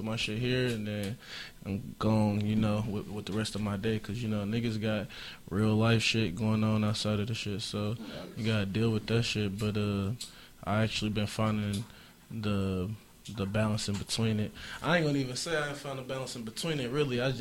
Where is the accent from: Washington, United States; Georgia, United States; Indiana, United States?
Indiana, United States; Indianapolis; moved away; also born or lived in Portland, Oregon; I'm from Naptown. That's in Indiana.